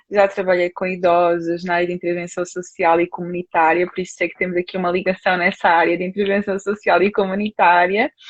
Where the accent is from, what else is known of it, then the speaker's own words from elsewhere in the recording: Portugal; sou de Portugal, tá?